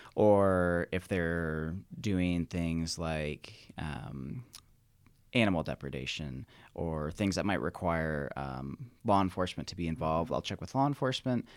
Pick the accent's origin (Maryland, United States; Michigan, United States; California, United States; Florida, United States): Michigan, United States; moved away as an adult; now in Nevada, United States; I grew up in Michigan and went to Michigan State.